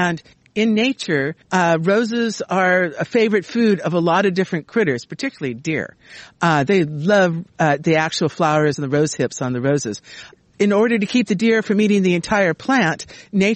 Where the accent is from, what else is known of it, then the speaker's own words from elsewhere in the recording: Southern California, United States; now in Sacramento, United States; I was raised in Southern California and grew up with roses there.